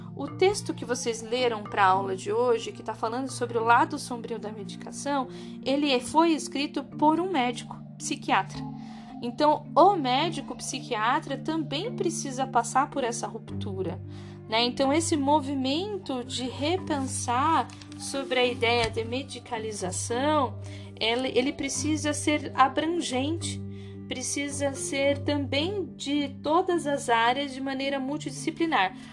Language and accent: Portuguese; Brazil; Nós somos brasileiros